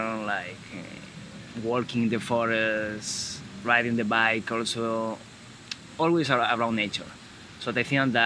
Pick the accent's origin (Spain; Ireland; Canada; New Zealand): Spain; Galicia; English is a second language; moved away; I'm from Galicia. Galicia is a region in the northwest of Spain.